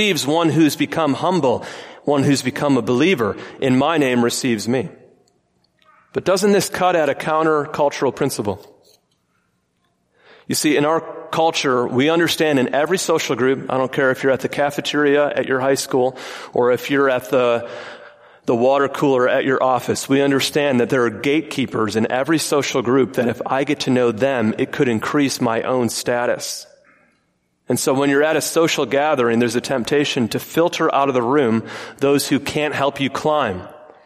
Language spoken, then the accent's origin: English; Michigan, United States; I grew up in Michigan